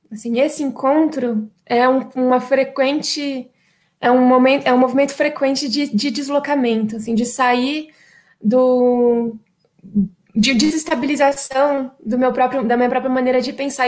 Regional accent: Brasília, Federal District, Brazil; eu sou brasiliense, infelizmente nascida e criada aqui

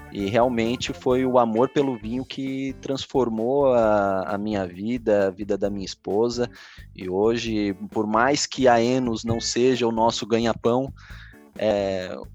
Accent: São Paulo, Brazil; eu venho de São Paulo, né? Da época onde a gente tinha importadoras com vinhos franceses, italianos, bem baratos, né?

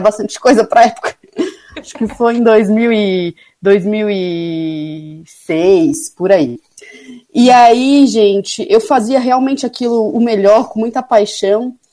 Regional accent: Florianópolis, Santa Catarina, Brazil; eu sou de Florianópolis

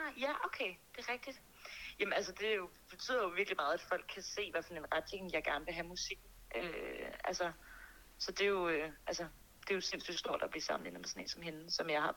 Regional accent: Birkerød, Capital Region of Denmark, Denmark; Mandsjøskoven i Birkerød, hvor jeg er fra

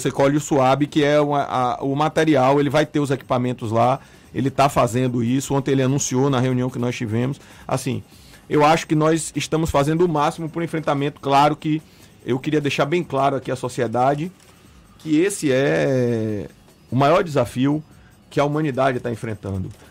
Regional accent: Bahia, Brazil; Nós temos uma cultura de abraçar, de beijar, de estar próximo. Nós somos baianos, nós gostamos disso.

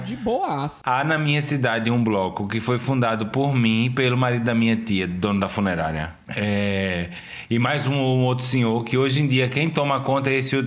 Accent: Recife, Pernambuco, Brazil; also born or lived in Cabo de Santo Agostinho; sou de Recife, eu nasci em Recife. Eu estudei minha vida inteira em Recife

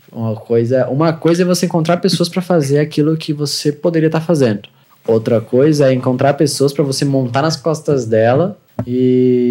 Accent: Santa Catarina, Brazil; also born or lived in Concórdia, Santa Catarina; Eu nasci aqui

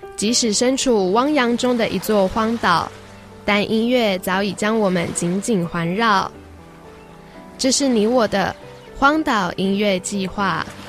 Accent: central Taiwan, Taiwan; moved away as an adult; also born or lived in Taipei; 我是中部人， 到台北读书

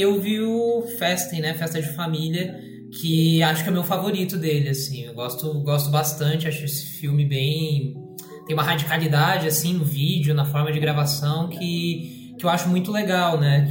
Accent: Joinville, Santa Catarina, Brazil; now in Curitiba, Brazil; sou de Joinville, moro aqui em Curitiba

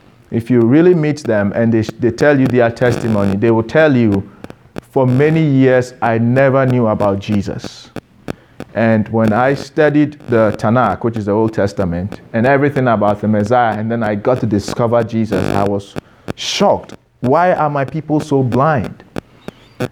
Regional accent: Ghana; I am Ghanaian. You can't remove my Ghanaianness from me

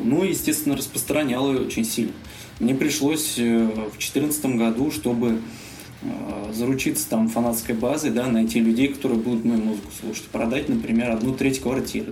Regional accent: Uryupinsk, Volgograd Oblast, Russia; moved away; Я родился в Волгоградской области, в городе Урюпинске. Мы там с моим приятелем, значит, когда учились в школе

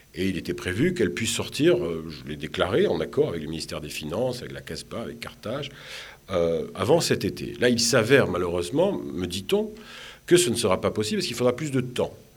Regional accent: Marseille, Provence-Alpes-Côte d'Azur, France; moved away as an adult; also born or lived in Tunisia; now in Tunis, Tunisia; je suis méditerranéen, je suis de Marseille

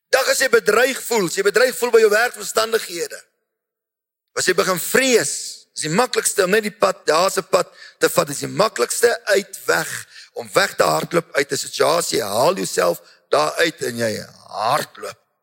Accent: South Africa; ons mense, so Afrikaners, Suid-Afrikaners

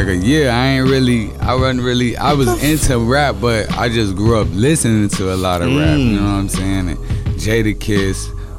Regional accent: Maywood, Illinois, United States; also born or lived in Chicago (West Side); Born and raised in Maywood, you know what I'm saying? But I got a lot of family where I was born in the city, but I got a lot of family on the west side of Chicago.

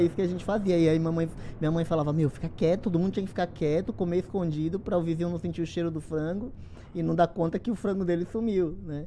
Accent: Esplanada, Bahia, Brazil; now in São Paulo, Brazil; Eu sou da Bahia, sou lá do interior da Bahia, Esplanada, uma, uma cidade de 33 mil habitantes

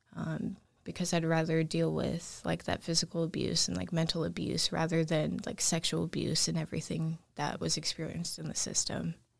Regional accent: Anchorage, Alaska, United States; also born or lived in Fairbanks, Alaska; I was born in Anchorage, Alaska. I grew up there for majority of my life

